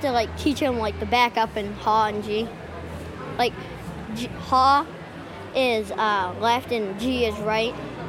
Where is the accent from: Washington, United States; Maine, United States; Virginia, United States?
Maine, United States; Clinton; from Clinton, Maine.